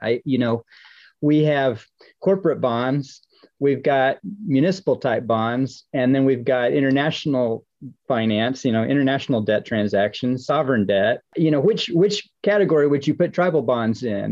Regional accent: Oklahoma, United States; I'm a member of the Chickasaw Nation of Oklahoma, and I grew up in Oklahoma

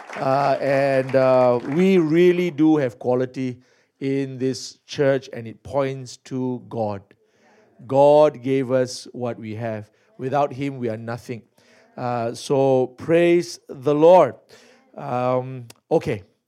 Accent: Singapore; I was born in Singapore, as some of you heard. So I'm Singaporean by birth.

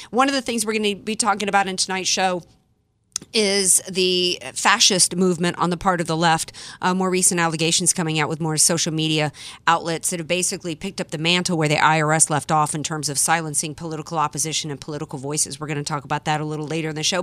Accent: Deep South, United States; moved away; I was born and raised in the Deep South

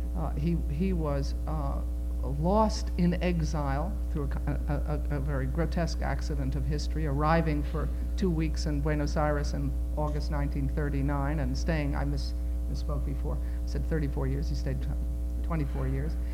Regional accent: United States; all four of my grandparents were born in what was then not Poland, but is today Poland. Uh, I am an American

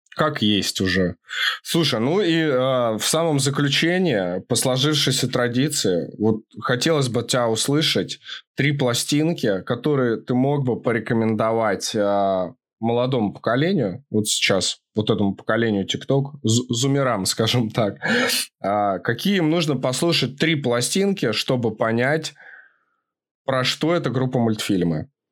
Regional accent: Moscow, Russia; moved away as an adult; now in Kyiv, Ukraine; я родился и вырос в Москве, но волю судьбы меня забросило в Киев, у меня жена просто киевлянка

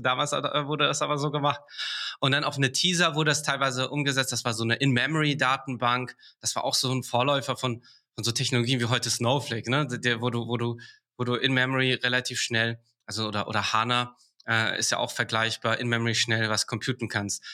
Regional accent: Karlsruhe, Baden-Württemberg, Germany; moved away as an adult; also born or lived in England; now in Berlin, Germany; ich komme ursprünglich aus Karlsruhe

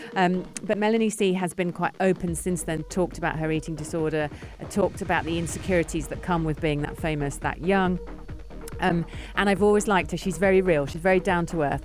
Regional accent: United Kingdom; being a Brit

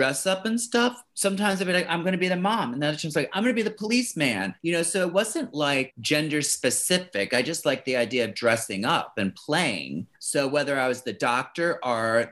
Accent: Baltimore, Maryland, United States; also born or lived in Florida / New York; now in Los Angeles, United States; then we moved to Baltimore. So I grew up in Maryland

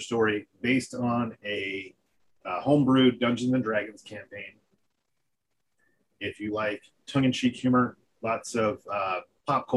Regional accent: North Carolina, United States; I'm from North Carolina

